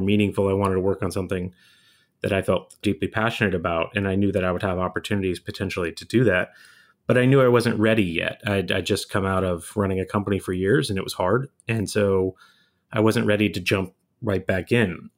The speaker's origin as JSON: {"language": "English", "area": "Bay Area outside of San Francisco", "region": "California", "country": "United States", "tie": "born or raised there", "moved": "as an adult", "lives_now": "Chicago, United States", "said": "I grew up in the Bay Area outside of San Francisco"}